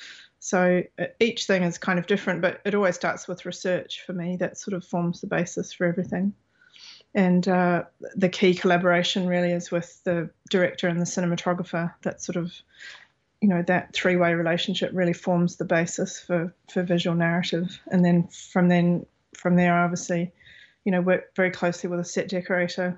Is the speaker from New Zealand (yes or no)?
yes; New Zealand; moved away as an adult; also born or lived in Australia / Los Angeles; I was born in New Zealand. You know, I'm of Māori and European heritage